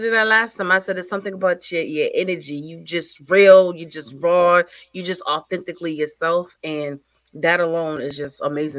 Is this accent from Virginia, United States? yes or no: no; Connecticut, United States; now in Indiana, United States; So I'm originally from Connecticut.